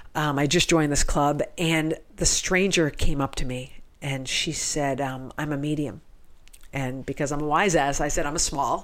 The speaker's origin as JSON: {"language": "English", "area": "Cape Cod", "region": "Massachusetts", "country": "United States", "tie": "born or raised there", "said": "I grew up on Cape Cod in Massachusetts, where there weren't that many Jews on Cape Cod"}